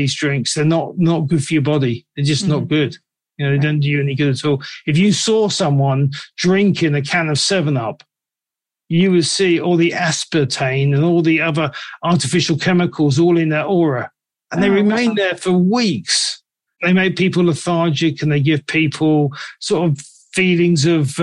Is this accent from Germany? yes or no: no; England, United Kingdom; I'm from England